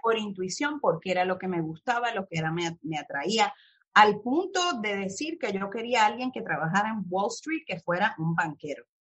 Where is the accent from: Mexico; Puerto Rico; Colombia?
Puerto Rico; Mayagüez; moved away as an adult; also born or lived in California; now in New York, United States; de donde yo soy, me crié en Mayagüez y Cabo Rojo